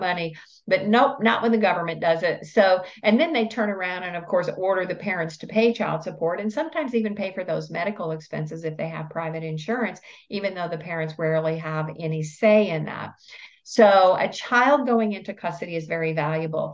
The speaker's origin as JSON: {"language": "English", "region": "Tennessee", "country": "United States", "said": "I'm from Tennessee"}